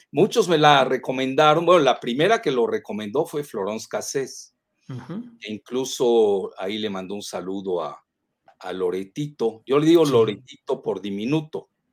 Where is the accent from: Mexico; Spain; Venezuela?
Mexico; Yucatán; los chantajes a los que somos adictos los yucatecos